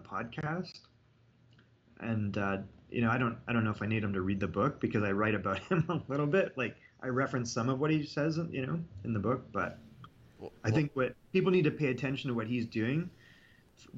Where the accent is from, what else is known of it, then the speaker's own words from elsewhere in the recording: Canada; I'm Canadian